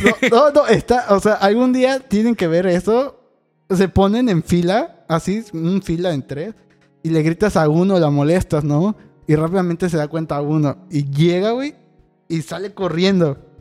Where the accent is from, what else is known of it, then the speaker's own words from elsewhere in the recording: Catemaco, Veracruz, Mexico; moved away; also born or lived in Cancún; yo crecí en Catemaco